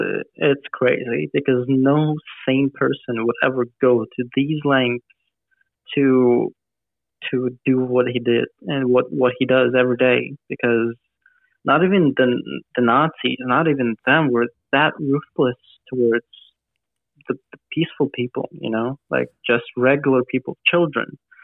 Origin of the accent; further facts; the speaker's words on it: Kramatorsk, Donetsk Oblast, Ukraine; I was there with my parents in Kramatorsk, in my hometown